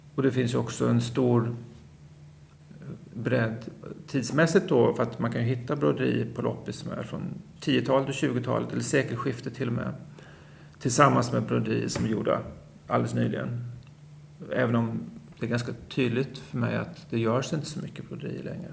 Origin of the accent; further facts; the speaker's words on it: Småland, Sweden; jag kommer från Småland och alla mina mostrar